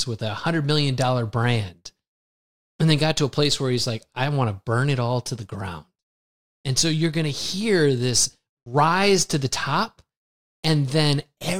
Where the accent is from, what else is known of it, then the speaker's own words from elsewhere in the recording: United States; moved away as an adult; now in Lisbon, Portugal; I grew up in the United States